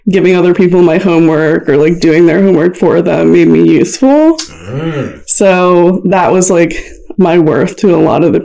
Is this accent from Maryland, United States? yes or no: yes; Hagerstown, Maryland, United States; moved away as an adult; also born or lived in Severna Park, Maryland / Cape St. Claire, Maryland; now in Columbia, United States; I am from Columbia, Maryland, but I'm originally from Hagerstown.